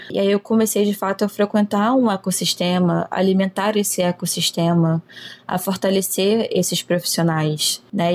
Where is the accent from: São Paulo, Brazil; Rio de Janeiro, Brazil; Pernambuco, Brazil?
Rio de Janeiro, Brazil; Sou nascida e criada no Rio de Janeiro